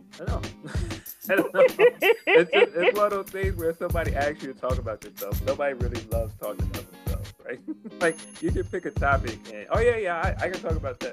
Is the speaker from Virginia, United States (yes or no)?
no; Chicago, Illinois, United States; I'm from Chicago